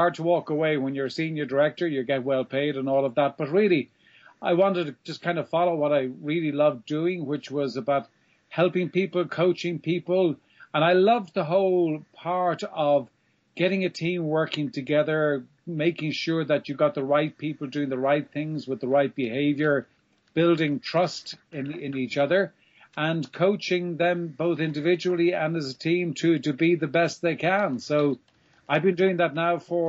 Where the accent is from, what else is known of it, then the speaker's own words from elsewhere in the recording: Ireland; moved away as an adult; also born or lived in south of France; now in France; I'm from Ireland. And while I live in the south of France, I've been living here now for about 5 years.